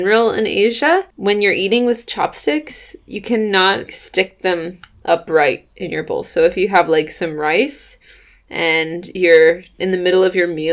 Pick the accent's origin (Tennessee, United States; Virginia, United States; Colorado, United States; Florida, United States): Tennessee, United States; moved away; I was from Tennessee